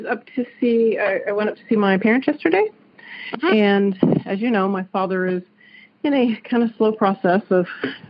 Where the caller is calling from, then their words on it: Dayton, Ohio, United States; I am calling from Dayton, Ohio.